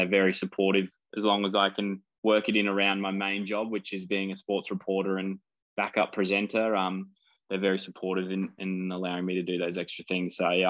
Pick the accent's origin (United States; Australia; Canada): Australia; And beating England in England at their World Cup at Twickenham and being an Aussie fan in the stands is pretty cool.